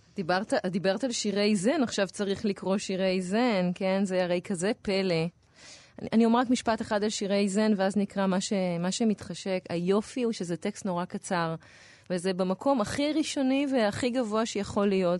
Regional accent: Tel Aviv, Tel Aviv District, Israel; בתור תל אביבית

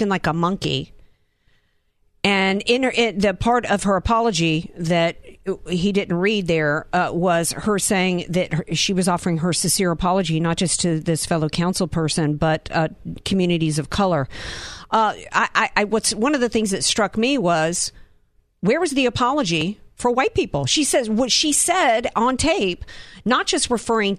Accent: the South, United States; moved away; I'm from the South

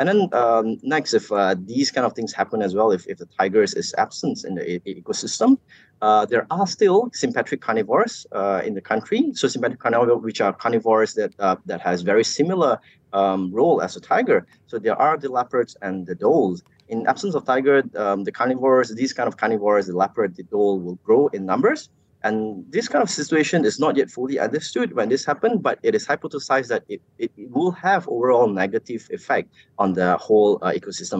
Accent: Malaysia; as Malaysian

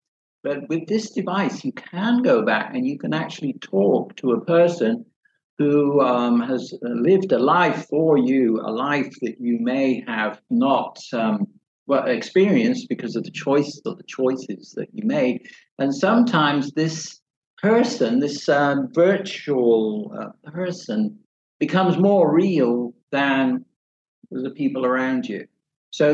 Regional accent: England, United Kingdom; I've always been resistant to English literature, even though I'm from England.

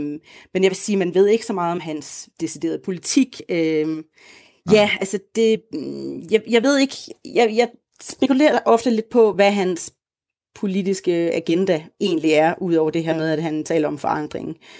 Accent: Denmark; moved away as an adult; now in Uganda

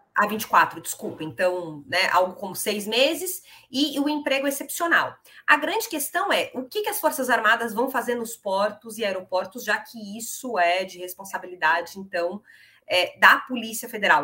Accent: São Paulo, Brazil; como paulista que sou

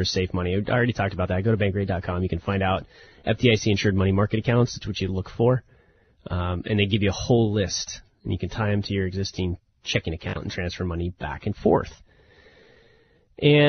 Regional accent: the Northwest, Pacific Northwest, United States; I'm a big Blazer fan growing up in the Northwest

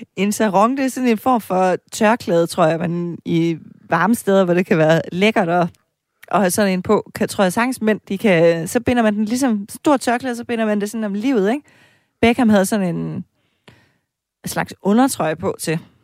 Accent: East Jutland, Central Denmark Region, Denmark; hjemme i Østjylland, hvor jeg kommer fra

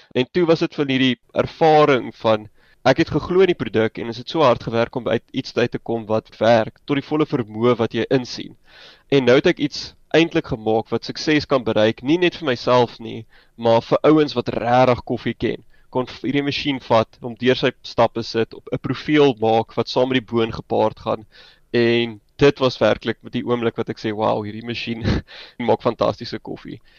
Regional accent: Johannesburg, Gauteng, South Africa; moved away as an adult; also born or lived in Stellenbosch; oorspronklik van Johannesburg af en ek het daar skool gegaan

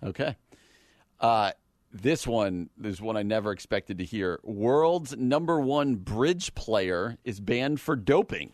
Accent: New Jersey, United States; New Jersey, my home state.

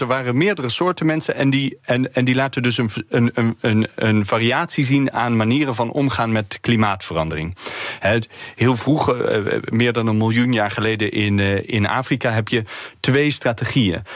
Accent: Eindhoven, North Brabant, Netherlands; now in Leiden, Netherlands; geboren en getogen in Eindhoven

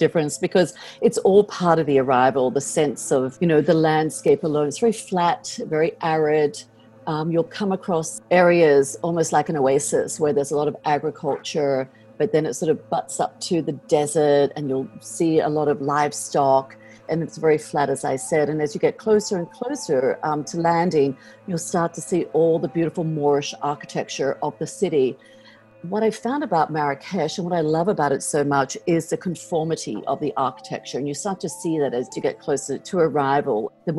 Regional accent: Australia; now in United States; I mean, as an Australian, I'm used to very long trips.

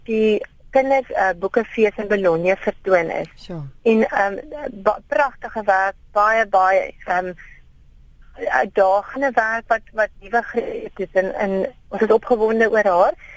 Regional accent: Karoo, South Africa; Karoo lams curry wat dan nou ook praat van my werk in die wêreld waar ek vandaan kom

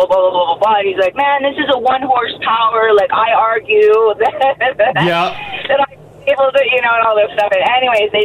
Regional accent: Airdrie, Alberta, Canada; in high school, I grew up actually near Ginge in Airdrie.

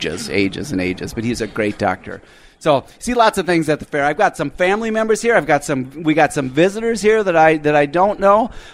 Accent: Minnesota, United States; I grew up in Minnesota.

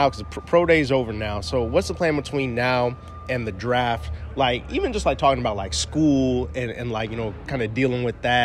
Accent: Midwest, United States; moved away; I'm from the Midwest originally

